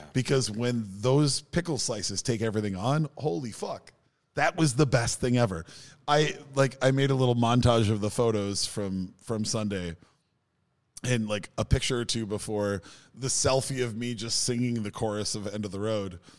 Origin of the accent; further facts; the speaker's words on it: Minnesota, United States; as a Minnesotan